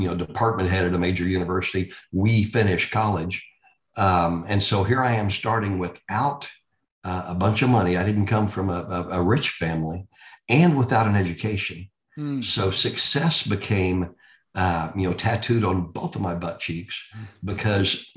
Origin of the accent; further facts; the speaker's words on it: Texas, United States; also born or lived in Indiana; I'm a Texan that grew up here, went to school here, started my career here